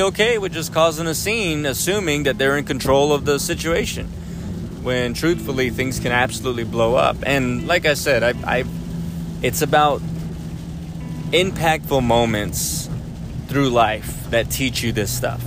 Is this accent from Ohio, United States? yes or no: no; South Texas, United States; I know South Texas